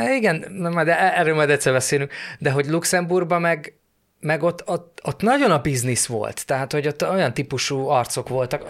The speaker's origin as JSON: {"language": "Hungarian", "country": "Hungary", "said": "magyar vagyok"}